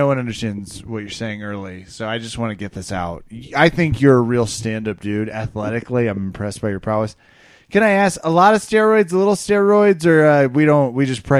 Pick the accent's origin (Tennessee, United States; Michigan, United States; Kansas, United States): Kansas, United States; I'm from Kansas.